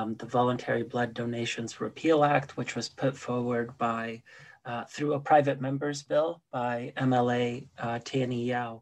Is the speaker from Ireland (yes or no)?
no; Canada; also born or lived in Poland; I was born in Poland. But I did come to Canada when I was 9 years old